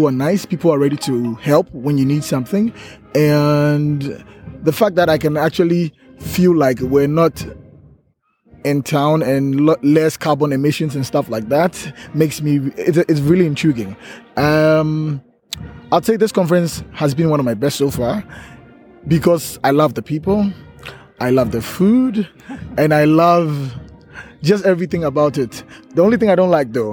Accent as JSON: {"language": "English", "country": "Ghana", "said": "I'm from Ghana"}